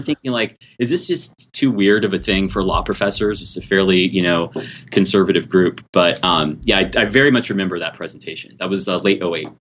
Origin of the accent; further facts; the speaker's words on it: California, United States; I think of myself as ethnically Californian.